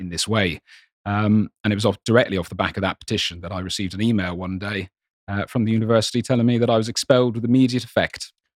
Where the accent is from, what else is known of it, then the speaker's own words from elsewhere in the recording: Ireland; I grew up in Ireland